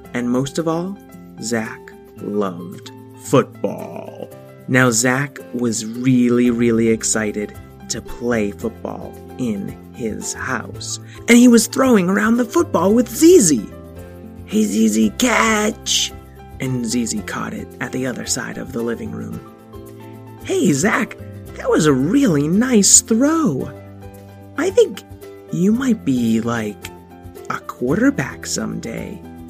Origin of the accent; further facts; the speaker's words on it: New England, United States; moved away; I am originally from New England